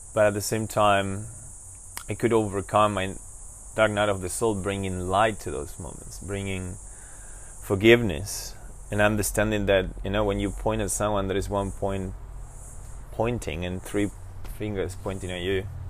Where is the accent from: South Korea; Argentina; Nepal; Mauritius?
Argentina; Buenos Aires; I was born in Argentina in Buenos Aires